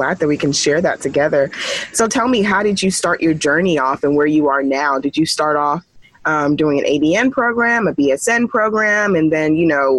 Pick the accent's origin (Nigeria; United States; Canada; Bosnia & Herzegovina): Nigeria; I'm Nigerian, the oldest of four